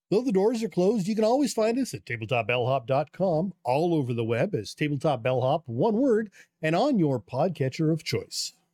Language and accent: English; Canada; as a Canadian